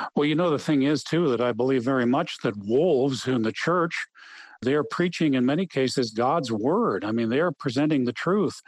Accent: Wheaton, Illinois, United States; having grown up in Wheaton, Illinois

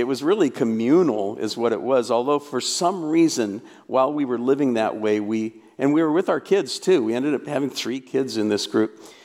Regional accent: Portland, Oregon, United States; also born or lived in North Carolina; I grew up in Portland, Oregon

